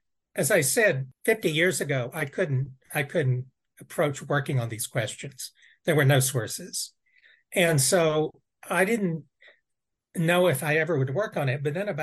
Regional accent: United States; as an American

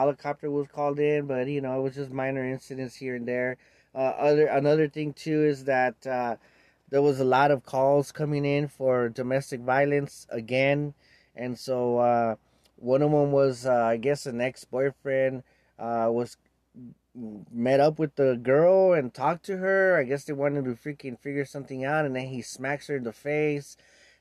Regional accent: Los Angeles, California, United States; I was born and raised in East

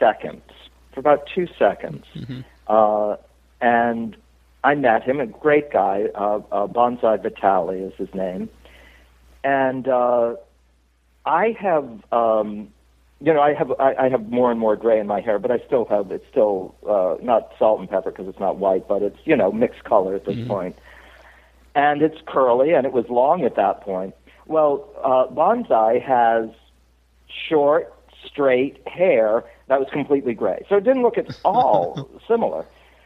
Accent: Cape Cod, Massachusetts, United States; I'm from Cape Cod, and I got the Puritan blood

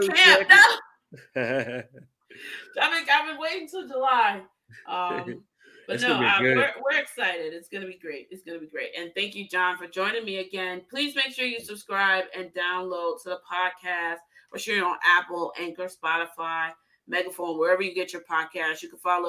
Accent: Ghana; moved away; my home country, go Ghana.

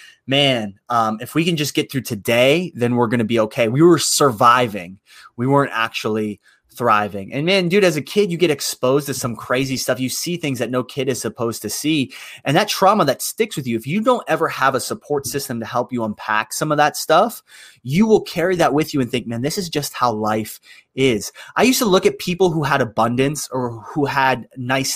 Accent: Youngstown, Ohio, United States; I am from Youngstown, Ohio. It's a little south of Cleveland

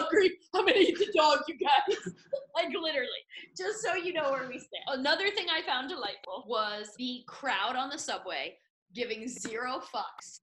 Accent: New York City, New York, United States; as someone who identifies as a New Yorker

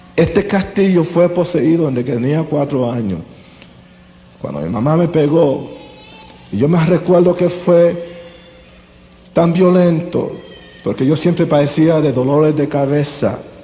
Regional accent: Las Piedras, Puerto Rico; Yo soy puertorriqueño. Nací aquí en Puerto Rico en un lugar humilde pequeño llamado Las Piedras, entre Humacao y Junco.

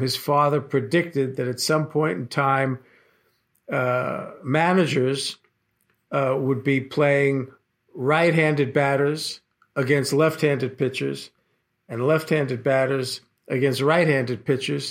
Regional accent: New York City, New York, United States; I was born and raised in Brooklyn, uh, New York

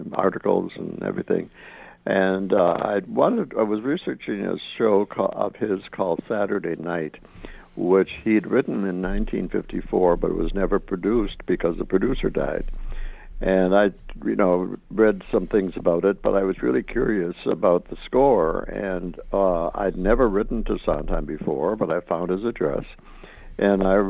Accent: Hubbell, Michigan, United States; moved away as an adult; also born or lived in Milwaukee; I grew up in Upper Michigan in a little town called Hubble

